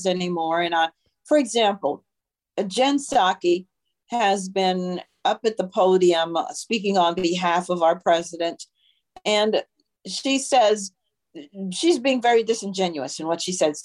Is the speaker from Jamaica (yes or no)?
yes; Jamaica; now in Virginia, United States; I was raised in Jamaica in part